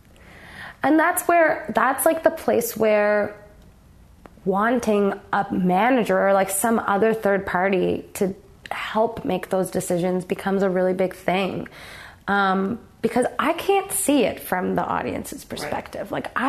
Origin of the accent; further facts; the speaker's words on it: Toronto, Ontario, Canada; I grew up in Toronto.